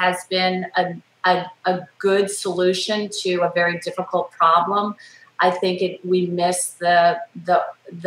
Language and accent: English; the South, United States; I'm from the South.